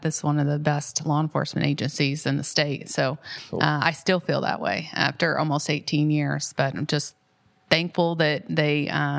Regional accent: Tell City, Indiana, United States; now in Columbus, United States; I grew up in Tell City, Indiana, a very small town

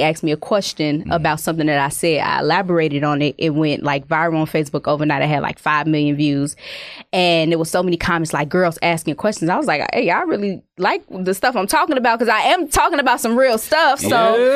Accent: Chicago, Illinois, United States; moved away as an adult; I'm from Chicago

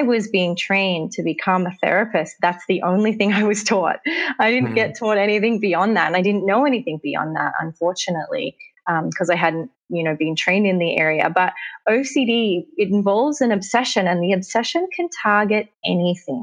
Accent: Australia; now in Los Angeles, United States; I live in Los Angeles, but I am an Australian. I'm an American Australian or an Australian American

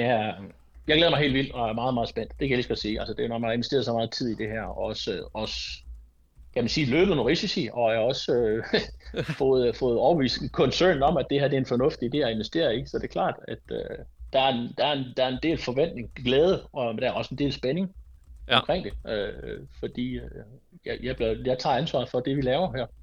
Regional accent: Denmark; jeg er dansker

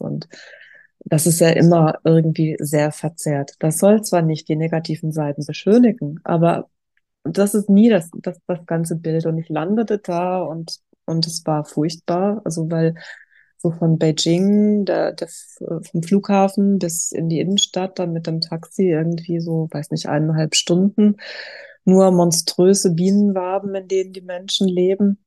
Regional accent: Germany; als Deutsche

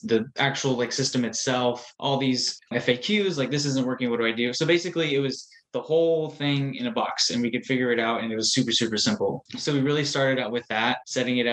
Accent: San Antonio, Texas, United States; Born and raised in San Antonio, I graduated from UTSA

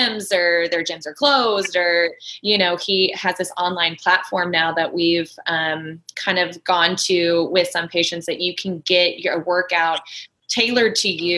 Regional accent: Kansas, United States; moved away; So I grew up in Kansas

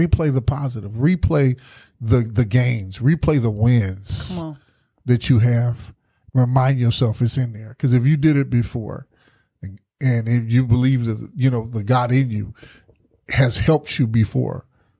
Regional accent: the South, United States; And I said, Mama, because being born and raised in the South, it'll mess with you.

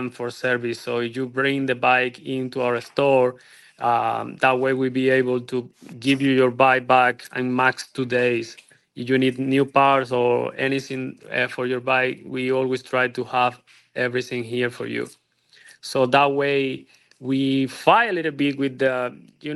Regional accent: Cuba; moved away as an adult; also born or lived in Europe / Miami, United States; now in Estero, United States; Then after college, I moved from Cuba. We are original from Cuba

